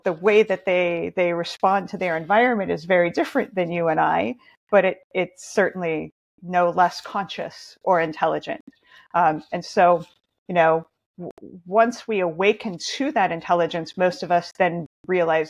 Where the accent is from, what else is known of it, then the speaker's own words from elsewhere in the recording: Montana, United States; now in Oregon, United States; I grew up in Montana in nature